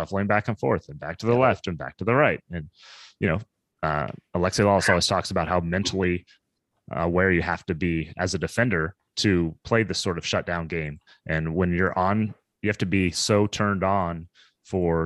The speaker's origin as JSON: {"language": "English", "town": "Kansas City", "country": "United States", "tie": "born or raised there", "said": "I grew up in Kansas City area"}